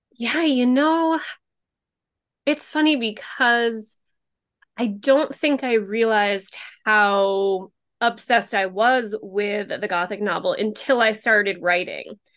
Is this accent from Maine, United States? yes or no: no; Rhode Island, United States; my own hometown because I do live in a very very much a beach community